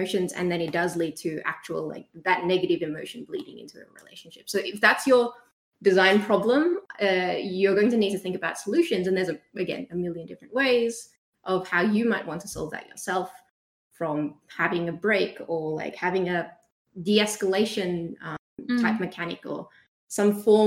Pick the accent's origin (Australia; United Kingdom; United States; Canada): Australia; We're Australian